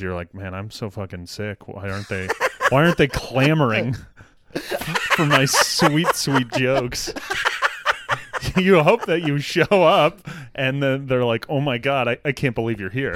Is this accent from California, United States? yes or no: no; Denver, Colorado, United States; moved away as an adult; also born or lived in Boston; I'm from Denver